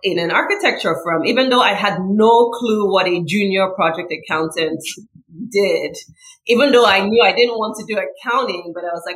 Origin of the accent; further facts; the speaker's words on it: Nigeria; moved away as an adult; also born or lived in New York City, United States; now in United States; I came from Nigeria to go to college here